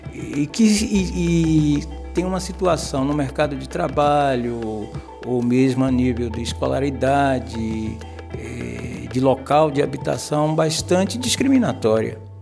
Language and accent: Portuguese; Salvador, Bahia, Brazil; moved away as an adult; now in Portugal; nascido na Bahia, numa favela chamada Calabá